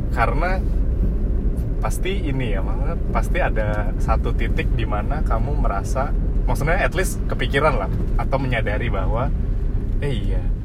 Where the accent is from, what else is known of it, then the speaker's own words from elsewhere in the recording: Bandung, West Java, Indonesia; now in Jakarta, Indonesia; aku dari Bandung